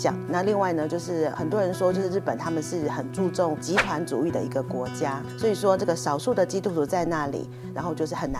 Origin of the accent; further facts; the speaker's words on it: Taiwan; 比方说我们台湾人也许很喜欢日本的动画、漫画、